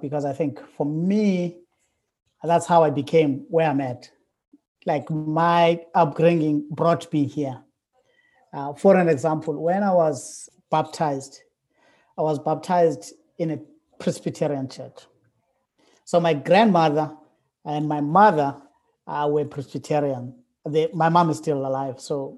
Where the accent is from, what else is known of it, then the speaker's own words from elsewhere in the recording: South Africa; moved away as an adult; now in Wake Forest, United States; I'm from South Africa. I was born in South Africa, and I lived there for like 40 years.